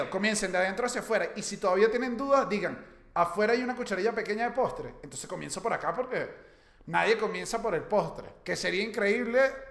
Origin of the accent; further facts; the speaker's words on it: Venezuela; No, soy venezolano.